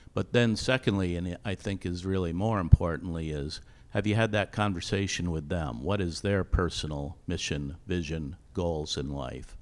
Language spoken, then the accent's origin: English; Vermont, United States; moved away as an adult; also born or lived in Dallas / Denver; I grew up in Vermont.